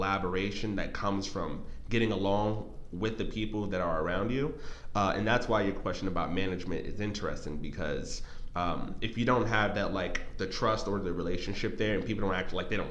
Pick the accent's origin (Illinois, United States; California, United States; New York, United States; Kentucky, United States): New York, United States; New York City; I'm originally from New York City, as I would say, New York.